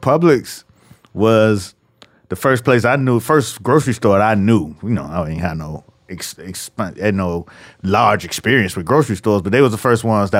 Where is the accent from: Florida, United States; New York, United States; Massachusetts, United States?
Florida, United States; Miami; we moved from Liberty City to Carroll City, which at the time was still white